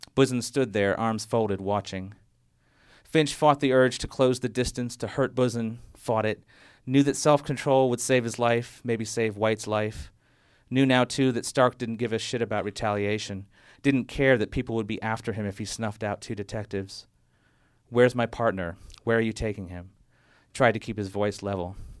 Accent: Fiji; moved away; from growing up in the Fiji Islands

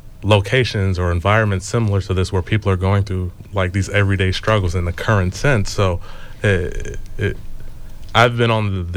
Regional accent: Los Angeles, California, United States; I grew up in South Central

